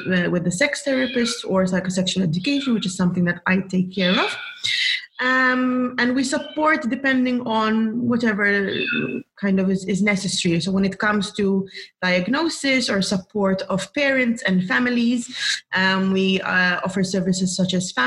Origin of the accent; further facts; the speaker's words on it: Malta; I'm from Malta